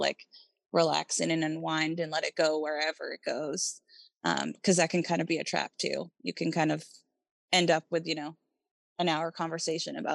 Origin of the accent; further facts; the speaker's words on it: New York City, New York, United States; I grew up in New York City